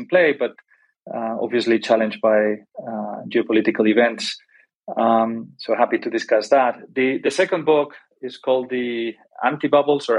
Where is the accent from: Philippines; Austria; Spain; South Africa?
Spain; moved away as an adult; also born or lived in Golden, Colorado / Paris / London; I am originally from Spain